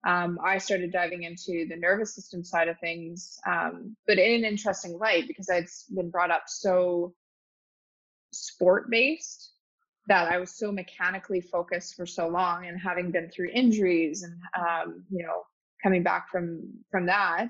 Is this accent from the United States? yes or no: no; Calgary, Alberta, Canada; also born or lived in Toronto; Calgary, born and raised in Calgary